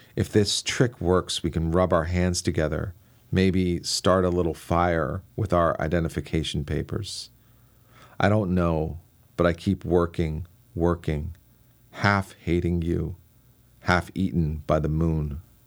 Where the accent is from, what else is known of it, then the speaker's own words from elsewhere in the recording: Washington, District of Columbia, United States; I grew up in Washington, D C, so I was surrounded by political talk